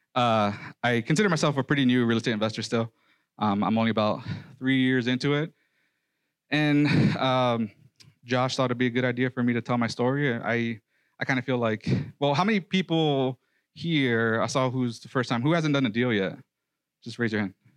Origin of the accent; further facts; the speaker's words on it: New York City, New York, United States; moved away; also born or lived in Nebraska; I was raised in the Cypress Hills projects of, housing projects of Brooklyn, New York.